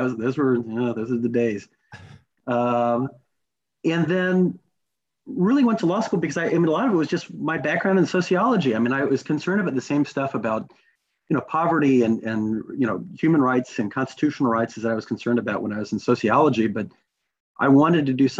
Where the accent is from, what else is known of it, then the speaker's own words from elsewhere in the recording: Kentucky, United States; I grew up in Kentucky